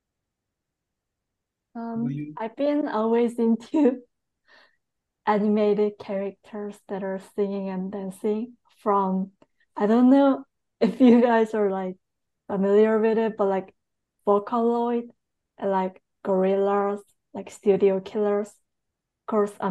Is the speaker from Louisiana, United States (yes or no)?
no; Long Island, New York, United States; now in New York City, United States; I was raised on Long Island, New York